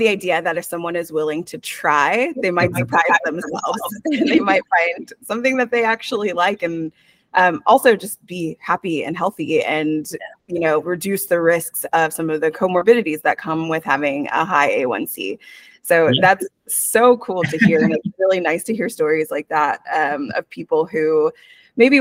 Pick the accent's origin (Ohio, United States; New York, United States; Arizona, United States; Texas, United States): Texas, United States; I'm from Texas